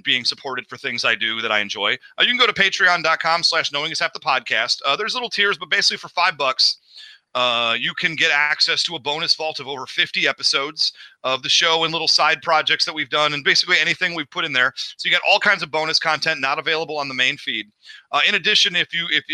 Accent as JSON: {"language": "English", "region": "Midwest", "country": "United States", "moved": "yes", "lives_now": "Los Angeles, United States", "said": "I'm from the Midwest"}